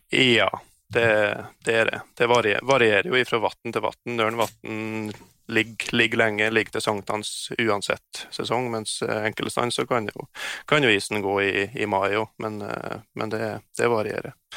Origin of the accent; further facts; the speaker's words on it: Dividalen, Troms, Norway; also born or lived in Hedmark; Jeg har vokst opp på Frihetsløa innst inne i Dividalen